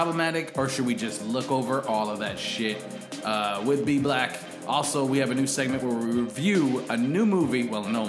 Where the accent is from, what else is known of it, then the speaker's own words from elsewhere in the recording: Canada; we're Canadian